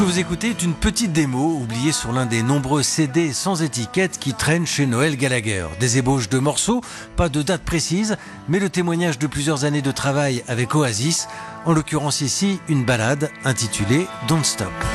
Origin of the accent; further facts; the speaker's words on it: France; C'était chez nous, en France